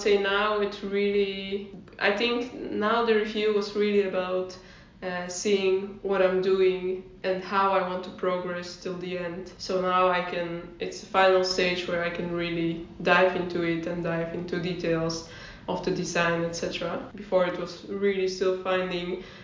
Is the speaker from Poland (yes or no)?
yes; Poznań, Greater Poland, Poland; moved away as an adult; also born or lived in London; now in Netherlands; I'm originally from Poland, the city of Poznan.